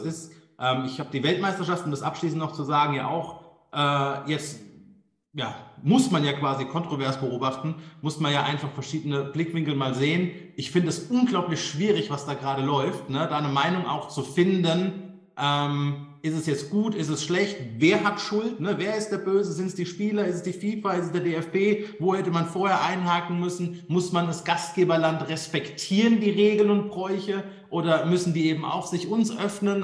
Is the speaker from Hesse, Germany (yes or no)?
yes; Darmstadt, Hesse, Germany; Meine Geburtsstadt Darmstadt